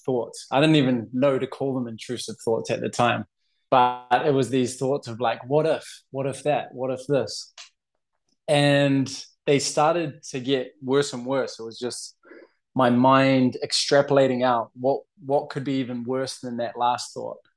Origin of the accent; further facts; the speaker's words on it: New Zealand; also born or lived in Boston, United States; now in Barcelona, Spain; I'm from New Zealand, living in Barcelona.